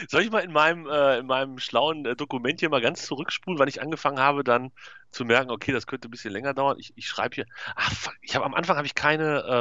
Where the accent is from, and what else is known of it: North Rhine-Westphalia, Germany